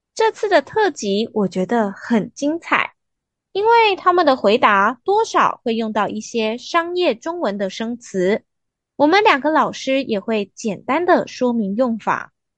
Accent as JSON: {"language": "Chinese", "country": "Taiwan", "said": "我们台湾人"}